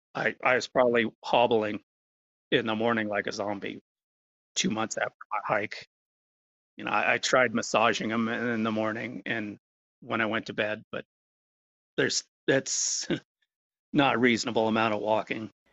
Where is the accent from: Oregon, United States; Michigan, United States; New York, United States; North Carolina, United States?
Oregon, United States; Bend; I've uh, lived in the Bend Lapine area almost all my life, being surrounded by trees